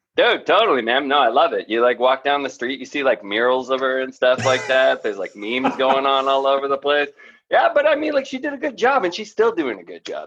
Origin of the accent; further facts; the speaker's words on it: Toronto, Ontario, Canada; When I grew up in Toronto